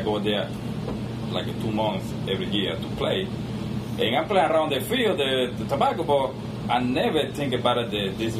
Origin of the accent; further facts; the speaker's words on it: Cuba; English is a second language; now in Atlanta, United States; I'm from Cuba.